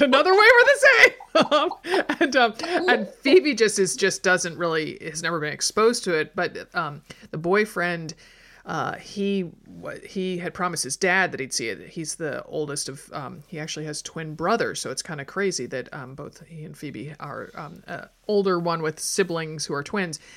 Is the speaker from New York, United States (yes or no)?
yes; outside New York City, United States; moved away; also born or lived in Connecticut; I grew up outside New York City